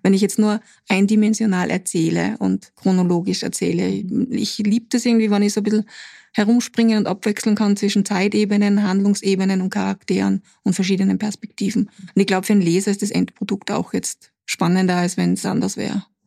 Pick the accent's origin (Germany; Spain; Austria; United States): Austria; Putzleinsdorf, Upper Austria; Putzleinsdorf, das ist mein Heimatort